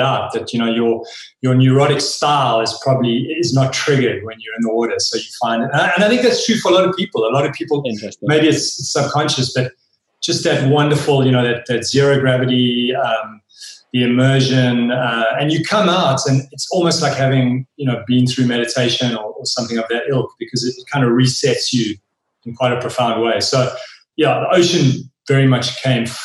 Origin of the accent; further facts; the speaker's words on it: Wild Coast, Eastern Cape, South Africa; We spent a lot of time as young kids growing up on the Wild Coast, which is the Eastern Cape of South Africa, just beautiful, rugged coastline.